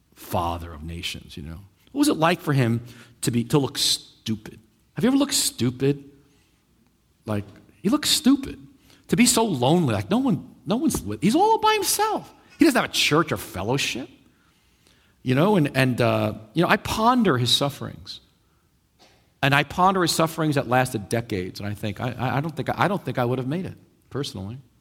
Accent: New York, United States; I'm a New Yorker, right? So, you know, when you live in New York a long time

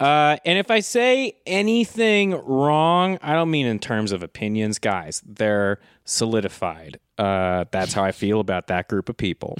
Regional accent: United States; I've just been so hardcore about being an American my whole life

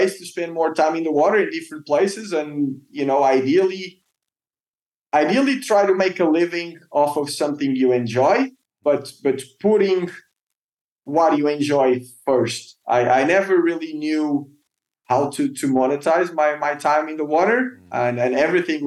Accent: Portugal; I grew up in Portugal, diving close to Lisbon in cold water, bad visibility, small fish

